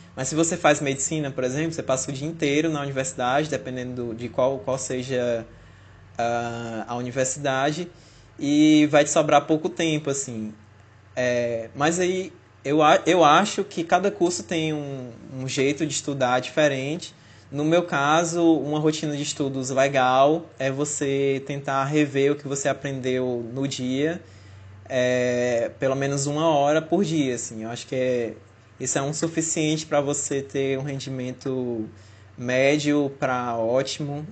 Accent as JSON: {"language": "Portuguese", "town": "Fortaleza", "region": "Ceará", "country": "Brazil", "moved": "as an adult", "lives_now": "Natal, Brazil", "said": "eu sou de Fortaleza, e acabei vindo morar em Natal"}